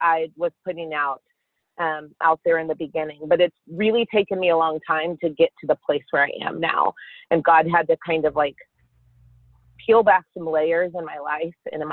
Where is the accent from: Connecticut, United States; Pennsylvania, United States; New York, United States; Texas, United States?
Texas, United States; Carrollton; I grew up in Carrollton, Texas with my sister and my parents.